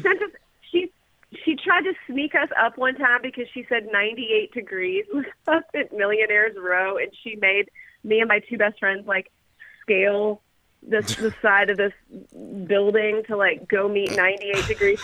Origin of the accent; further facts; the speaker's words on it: Louisville, Kentucky, United States; I'm from Louisville.